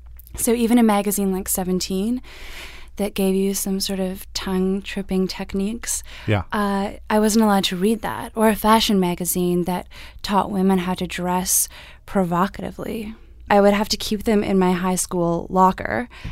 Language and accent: English; Canada; I am Canadian.